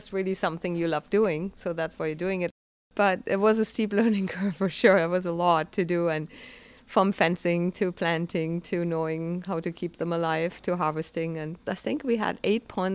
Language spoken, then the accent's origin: English; Germany; moved away as an adult; also born or lived in British Columbia, Canada; now in Lunenburg, Canada; I'm originally from Germany and moved to the west coast